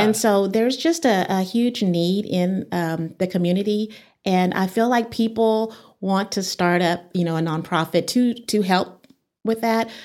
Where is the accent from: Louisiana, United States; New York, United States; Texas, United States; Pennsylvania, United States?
Texas, United States; Midland; moved away as an adult; also born or lived in Dallas, Texas; now in Amarillo, United States; I grew up in Midland, Texas, and, uh, graduated from Robert E. Lee High School